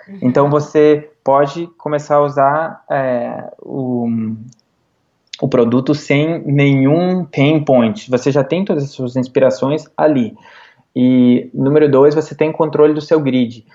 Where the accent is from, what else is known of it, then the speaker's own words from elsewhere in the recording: Igrejinha, Rio Grande do Sul, Brazil; moved away as an adult; also born or lived in Porto Alegre / Los Angeles / New York; now in South of San Francisco, United States; de onde eu sou de igrejinha